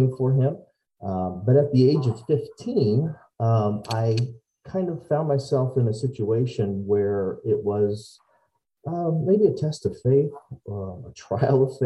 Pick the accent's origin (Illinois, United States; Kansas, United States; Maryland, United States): Illinois, United States; Decatur; I am from Decatur, Illinois, born and raised